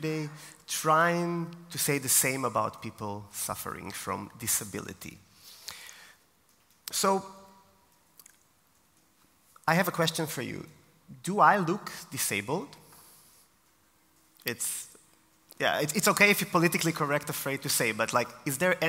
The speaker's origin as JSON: {"language": "English", "country": "Israel", "moved": "as an adult", "lives_now": "Austria", "said": "I am from Israel originally, and I came to Austria 4 years ago"}